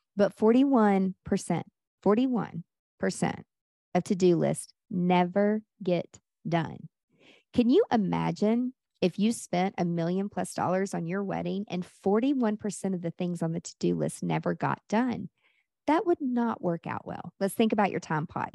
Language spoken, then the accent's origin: English; Nashville, Tennessee, United States; Nashville, where I'm from